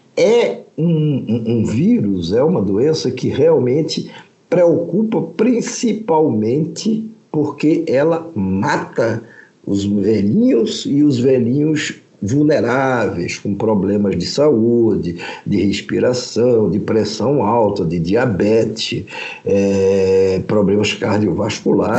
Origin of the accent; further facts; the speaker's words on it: Brazil; somos brasileiros